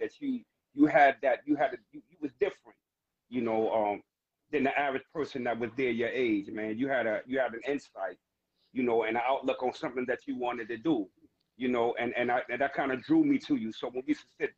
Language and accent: English; New York City, New York, United States; I'm born and raised in Harlem